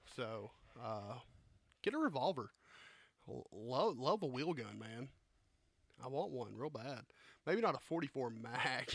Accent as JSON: {"language": "English", "region": "the South", "country": "United States", "tie": "born or raised there", "said": "I grew up in the South."}